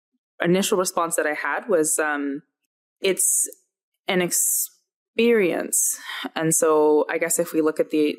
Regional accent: Alberta, Canada; growing up in Alberta

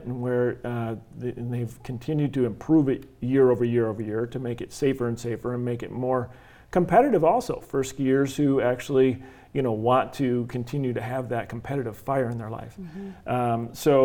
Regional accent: Michigan, United States; now in Arizona, United States; I grew up water skiing in Michigan

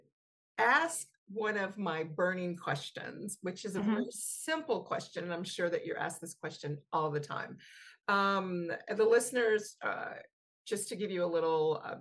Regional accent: the South, United States; Here in the South where I grew up

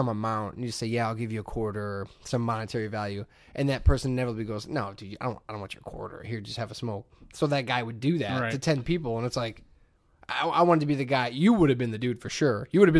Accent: Hammond, Indiana, United States; moved away; I grew up in Hammond

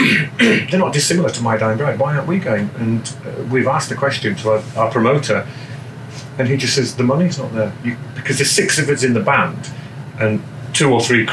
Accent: Germany; I'm a man of the world. I grew up in Germany, I've lived all over the place, and I like to experience other people's cultures.

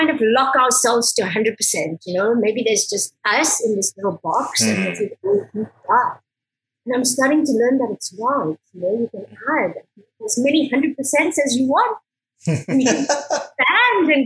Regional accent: South Africa; moved away as an adult; now in Barcelona, Spain; I was born in South Africa. I grew up in South Africa.

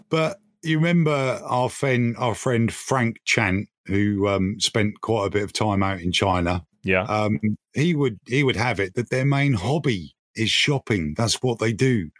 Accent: United Kingdom; We are, oh, in fact, British.

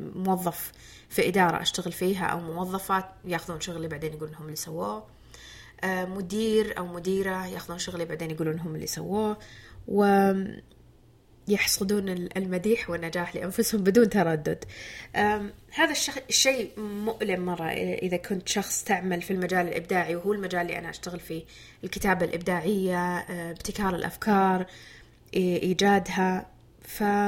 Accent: Jubail, Eastern Province, Saudi Arabia; اعمل في مدينتي

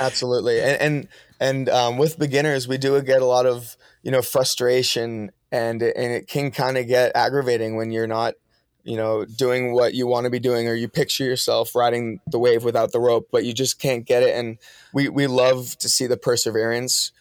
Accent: Massachusetts, United States; also born or lived in Maine; I grew up in Massachusetts going to school

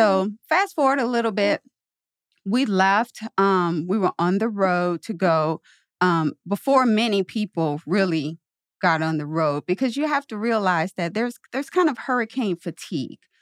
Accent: Louisiana, United States; moved away as an adult; also born or lived in New Orleans, Louisiana; now in St. Louis, United States; I'm from Louisiana, New Orleans was about two hours from my hometown

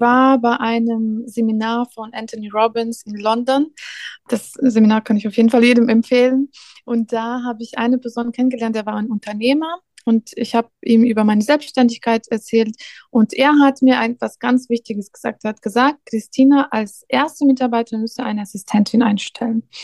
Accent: Belarus; German is a second language; also born or lived in Riga, Latvia / Poland; now in Cologne, Germany; in Weißrussland bin ich aufgewachsen

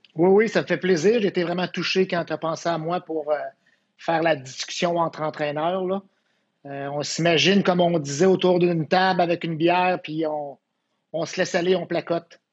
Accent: Quebec City, Quebec, Canada; je viens de Québec, hein, une petite école secondaire, à peu près 500 élèves

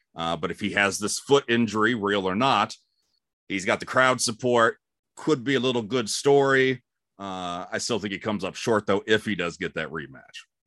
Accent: Cleveland, Ohio, United States; moved away as an adult; also born or lived in Albuquerque, New Mexico / Fort Wayne, Indiana / Warsaw, Indiana / Los Angeles; now in Atlanta, United States; I grew up in Cleveland, and I love Cleveland

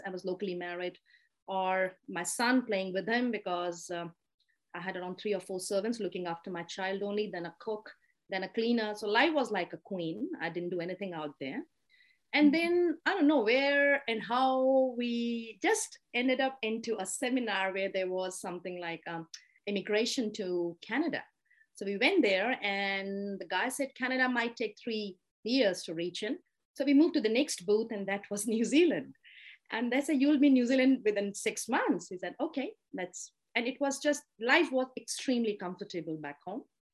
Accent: India; being an Indian woman

